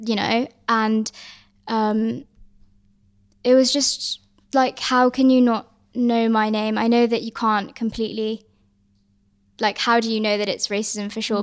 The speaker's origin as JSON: {"language": "English", "country": "Hong Kong", "said": "I'm, I'm from Hong Kong"}